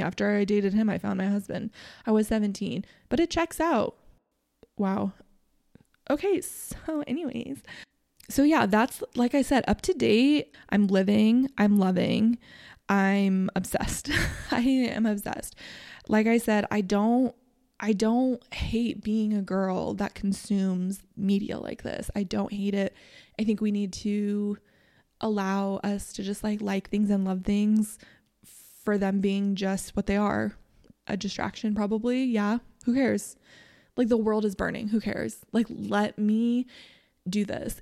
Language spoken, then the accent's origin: English; Nebraska, United States; I'm from Nebraska. I'm three hours from Kansas City